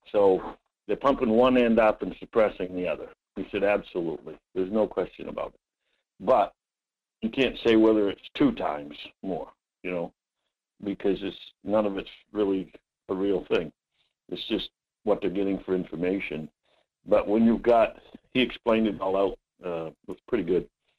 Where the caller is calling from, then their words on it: Homer, United States; Hi, Mike. Yeah, from Homer.